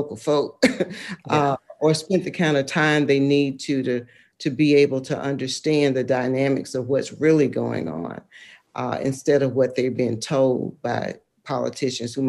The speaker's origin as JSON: {"language": "English", "country": "United States", "moved": "as an adult", "said": "I'm from Lowndes County. I had the opportunity and privilege to live other places. And when I went back"}